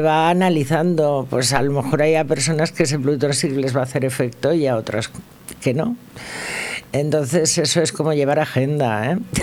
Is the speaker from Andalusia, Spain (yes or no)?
no; Valencia, Valencian Community, Spain; yo nací en Ruzafa